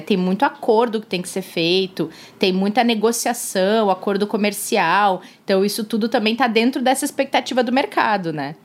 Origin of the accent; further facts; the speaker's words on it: Capão da Canoa, Rio Grande do Sul, Brazil; moved away; Capão da Canoa a cidade gaúcha onde eu cresci, não necessariamente onde eu nasci, mas onde eu passei toda a minha infância, onde mora a minha família